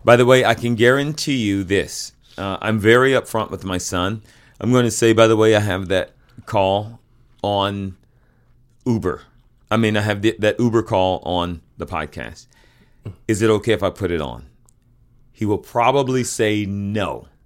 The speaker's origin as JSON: {"language": "English", "region": "the South", "country": "United States", "tie": "born or raised there", "said": "I am from the South. I also grew up very poor in the South"}